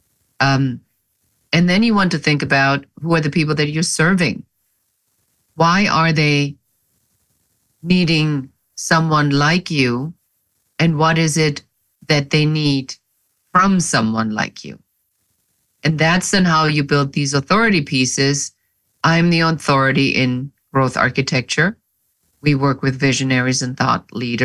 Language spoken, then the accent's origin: English; Germany; moved away as an adult; now in United States; I am original from Germany